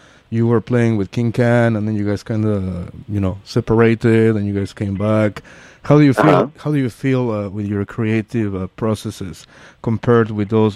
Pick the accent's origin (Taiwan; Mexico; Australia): Mexico; Mexico City; now in San Francisco, United States; I'm from Mexico City